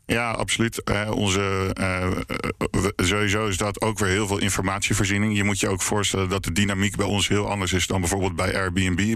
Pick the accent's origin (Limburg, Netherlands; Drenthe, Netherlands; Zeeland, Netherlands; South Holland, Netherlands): South Holland, Netherlands; Leiden; zelf kom ik uit Leiden